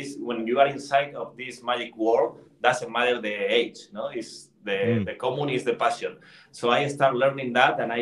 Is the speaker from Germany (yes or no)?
no; Madrid, Community of Madrid, Spain; English is a second language; I am from Spain